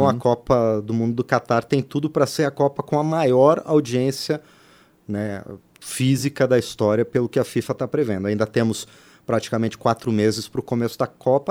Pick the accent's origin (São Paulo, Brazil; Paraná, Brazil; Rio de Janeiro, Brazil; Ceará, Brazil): Paraná, Brazil; interior of; moved away; o estádio lá da minha terra, no interior do Paraná